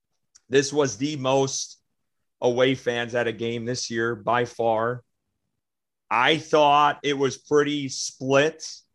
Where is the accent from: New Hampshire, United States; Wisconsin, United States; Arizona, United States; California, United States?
Wisconsin, United States; Green Bay; because I came from Wisconsin and Green Bay, and Lambeau Field, you never get this.